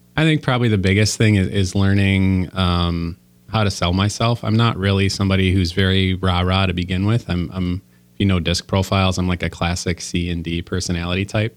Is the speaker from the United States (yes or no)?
yes; Waukesha, Wisconsin, United States; also born or lived in Illinois / Chicago; I grew up in Waukesha, Wisconsin